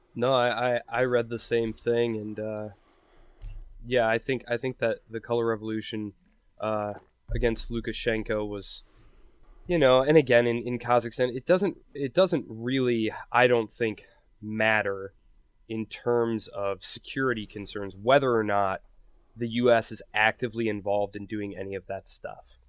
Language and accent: English; Michigan, United States; I come from Michigan